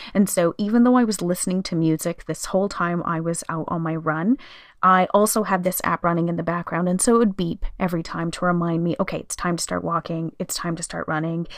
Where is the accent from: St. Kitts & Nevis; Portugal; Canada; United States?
Canada; here in Canada, we have the annual Terry Fox run, which we have celebrated always. I know growing up, every year in school we did it.